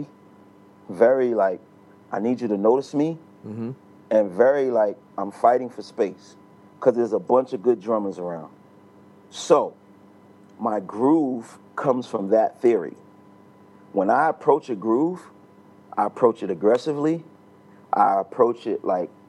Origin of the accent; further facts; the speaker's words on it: New York City, New York, United States; I grew up in New York City, in Brooklyn